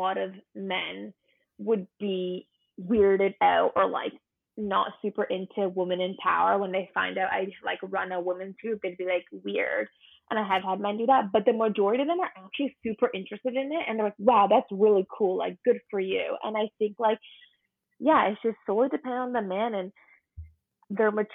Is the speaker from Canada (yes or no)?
yes; London, Ontario, Canada; I'm from London, Ontario. I was born and raised there for 21 years